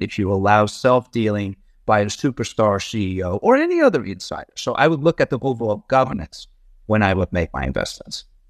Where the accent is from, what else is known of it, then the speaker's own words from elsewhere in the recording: Netherlands; moved away as an adult; also born or lived in Amsterdam; now in United States; I'm originally from the Netherlands. I grew up there.